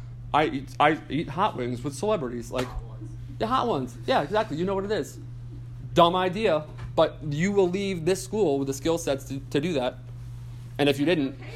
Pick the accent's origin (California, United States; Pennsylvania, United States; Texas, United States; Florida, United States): Pennsylvania, United States; I'm from Pennsylvania